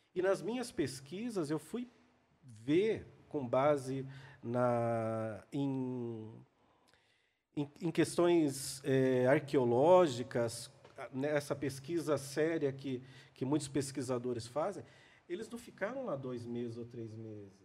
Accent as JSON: {"language": "Portuguese", "town": "Cambé", "region": "Paraná", "country": "Brazil", "moved": "yes", "lives_now": "São Paulo, Brazil", "said": "Cambé, que eu sou do norte do Paraná"}